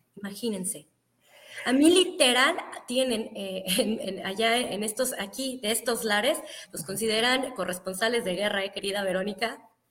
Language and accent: Spanish; Zacatecas, Mexico; moved away as an adult; now in United States; yo me considero zacatecana de corazón, toda mi familia es de allá, yo nací allá, estoy aquí por cuestiones laborales